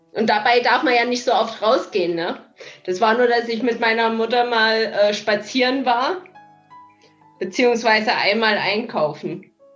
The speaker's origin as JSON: {"language": "German", "region": "East Germany", "country": "Germany", "tie": "born or raised there", "said": "ich bin ja im Osten aufgewachsen"}